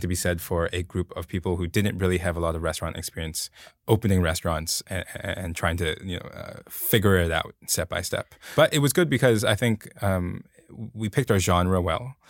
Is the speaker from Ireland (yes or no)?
no; Hong Kong; moved away as an adult; now in United States; grow up in Hong Kong, and I come, came here to the, the U S